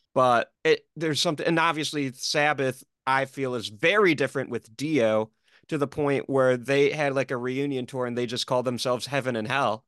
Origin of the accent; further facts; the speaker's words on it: Detroit, Michigan, United States; I'm being from Detroit